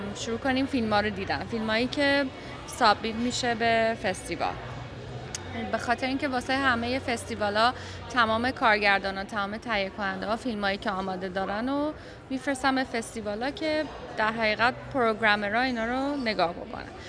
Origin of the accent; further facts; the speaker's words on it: Iran; من به عنوان یه ایرانی